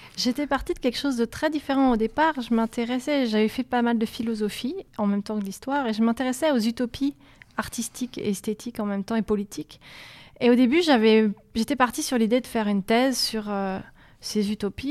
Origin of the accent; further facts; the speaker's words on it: Montpellier, Occitania, France; moved away; also born or lived in Paris; Moi, je venais de Montpellier.